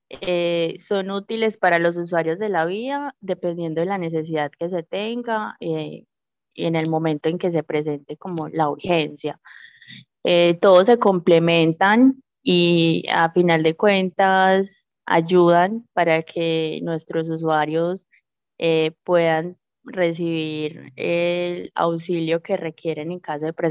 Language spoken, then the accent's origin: Spanish; Magdalena Medio, Colombia; para todos como colombianos, para nosotros como habitantes del Magdalena Medio y en general para todas las personas